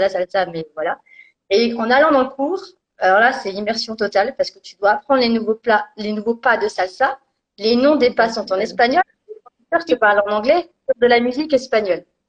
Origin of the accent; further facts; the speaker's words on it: Bourgogne-Franche-Comté, France; moved away as an adult; je viens de Franche-Comté